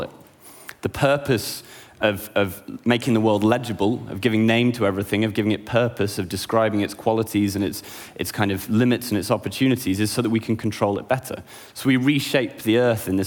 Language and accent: English; United Kingdom; I'm a British, an artist, and an academic